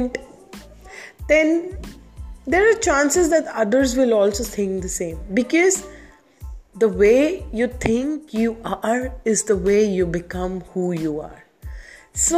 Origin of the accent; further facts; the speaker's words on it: India; I'm from India